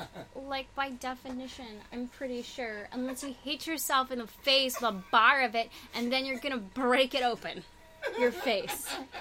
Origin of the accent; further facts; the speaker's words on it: Los Angeles, California, United States; I'm from, L.A. area. I'm actually from around here. Mm. The Valley, though. So San Fernando Valley.